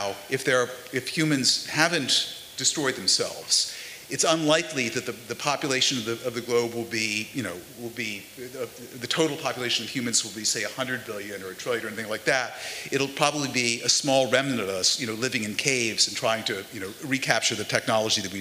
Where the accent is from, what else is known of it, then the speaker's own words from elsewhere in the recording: New York, United States; Lewis and I are from New York, why do we happen to live in New York?